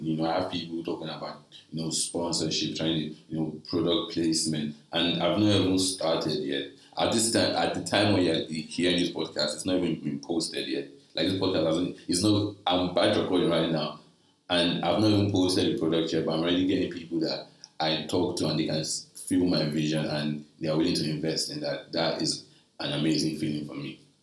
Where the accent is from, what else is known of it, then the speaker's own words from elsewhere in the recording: Nigeria; I'm a Nigerian guy